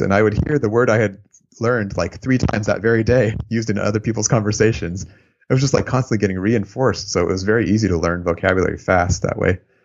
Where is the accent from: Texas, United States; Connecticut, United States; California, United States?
California, United States; San Francisco Bay Area; also born or lived in Japan / Albania; my mom's American, but, um, we moved here when I was a baby.